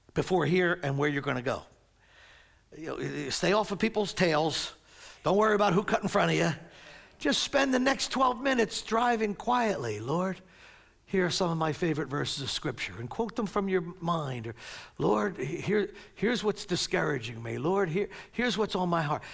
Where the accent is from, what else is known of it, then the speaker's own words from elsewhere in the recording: Maple Shade, New Jersey, United States; I was born and raised here in Maple Shade, New Jersey